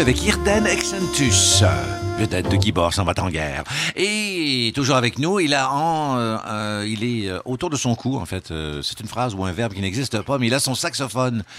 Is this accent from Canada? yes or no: yes; Val-d'Or, Quebec, Canada; ma ville natale, Val d'Or, à Bitibi